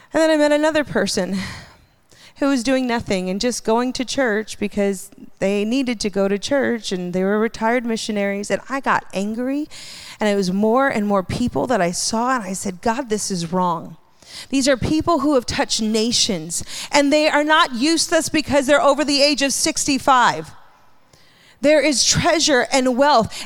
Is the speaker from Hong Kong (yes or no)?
no; Hawaii, United States; I grew up in Hawaii.